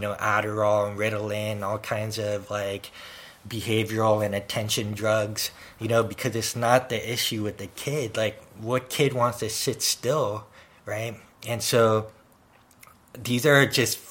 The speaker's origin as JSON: {"language": "English", "town": "San Francisco", "region": "California", "country": "United States", "tie": "born or raised there", "said": "I also lived in an area where we had earthquakes in San Francisco. So we had those, like, you know, drills where, you know, the emergency siren would go off and we'd go under our desk"}